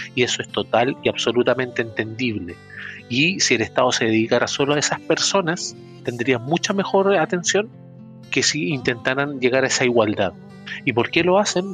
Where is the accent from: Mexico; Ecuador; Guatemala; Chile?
Chile; somos todos chilenos